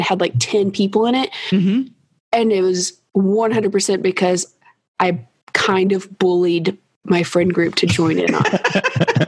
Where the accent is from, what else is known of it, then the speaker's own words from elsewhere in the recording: Kentucky, United States; I'm from Kentucky, which you may have noticed some with my accent